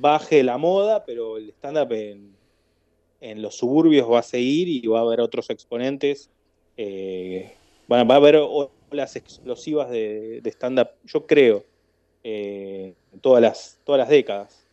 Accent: Argentina; moved away as an adult; now in Barcelona, Spain; como argentino

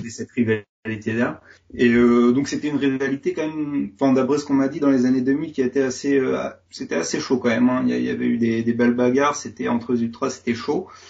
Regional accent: Lille, Hauts-de-France, France; also born or lived in Seville, Spain; initialement je suis lillois.

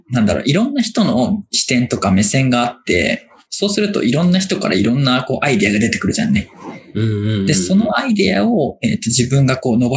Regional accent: Aichi, Japan; 自分、愛知県出身だから、名古屋にすごい詳しいわけだよね。

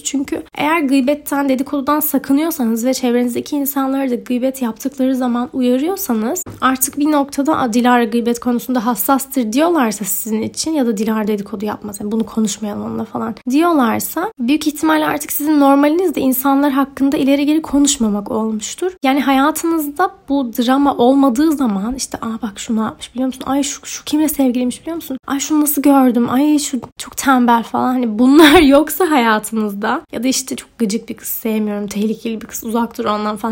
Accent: Ordu, Turkey; moved away as an adult; also born or lived in Zurich, Switzerland / Sinop; now in Istanbul, Turkey; İsviçre'de doğdum. 7 yaşıma kadar Zürih'te yaşadım. Sonra Türkiye'ye taşındık. Orduluyum. Ordu ve Sinop. Üniversite için İstanbul'a taşınana kadar da Ordu'da yaşıyordum

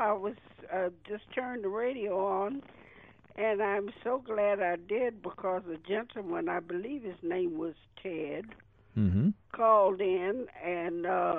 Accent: Tennessee, United States; moved away; when I was growing up in Tennessee, being an Afro-American

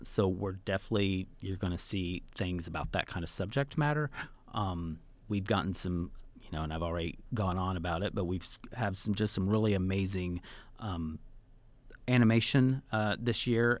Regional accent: Tonkawa, Oklahoma, United States; moved away; my hometown in Oklahoma

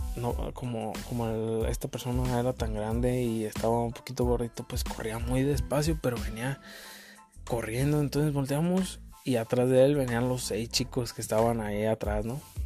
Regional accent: Uruapan, Michoacán, Mexico; soy de Uruapan, Michoacán, México

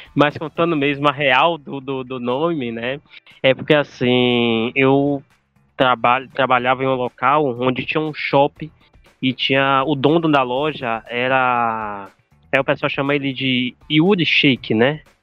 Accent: Salvador, Bahia, Brazil; Sou da, de Salvador, Bahia

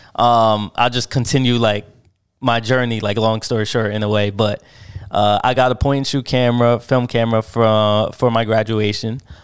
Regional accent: Paterson, New Jersey, United States; also born or lived in Sayreville, New Jersey; I was born in Patterson, New Jersey

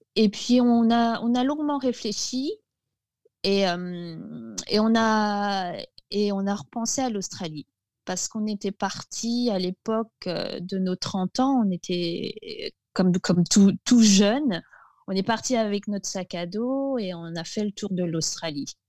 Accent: Alsace, Grand Est, France; moved away; mon enfance en Alsace, était, je dirais, particulier

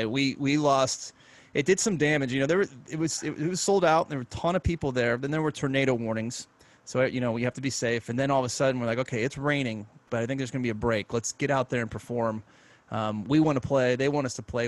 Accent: Pittsburgh, Pennsylvania, United States; moved away; also born or lived in Michigan; started playing piano when I grew up in Pittsburgh at about five

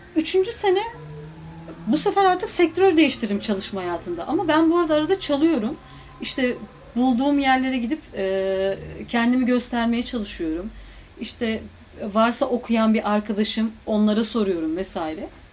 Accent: Istanbul, Turkey; ben İstanbul'un bir köyü gibi bir yerde büyüdüm

